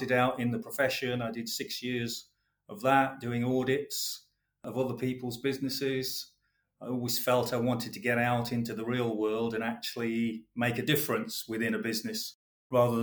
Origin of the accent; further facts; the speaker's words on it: West Bromwich, West Midlands, United Kingdom; moved away as an adult; also born or lived in Croydon; I am a boy from the Black Country. I was born and bred in West Bromwich